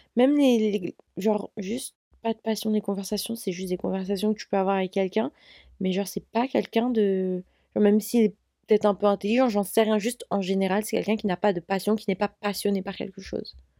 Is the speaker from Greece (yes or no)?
no; France; je suis française.